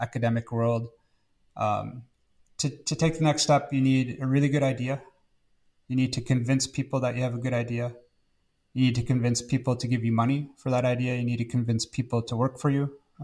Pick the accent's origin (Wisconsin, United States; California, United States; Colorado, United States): Wisconsin, United States; moved away; from Wisconsin in the United States originally